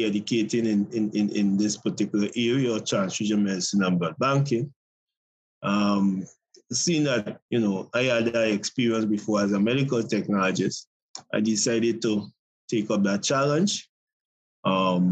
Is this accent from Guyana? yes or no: yes; Guyana; I'm from Guyana, South America, neighbor with Venezuela, Brazil